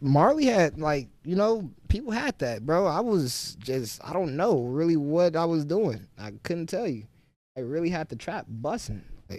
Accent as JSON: {"language": "English", "town": "Champaign", "region": "Illinois", "country": "United States", "said": "Yeah, but I'm from Champaign. I had to get up out of there, bro. I was a little bit, honestly, I was too big for Champaign, and."}